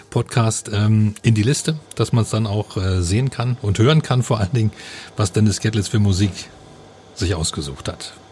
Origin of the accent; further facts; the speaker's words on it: Cottbus, Brandenburg, Germany; ja, ich komme aus Cottbus.